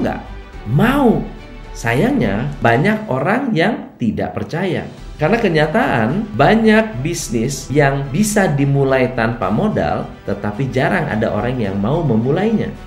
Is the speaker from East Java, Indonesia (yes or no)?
no; Bogor, West Java, Indonesia; moved away; Setiap kali saya pulang ke Bogor, saya selalu senang, bahagia, bukan karena itu adalah tanah kelahiran saya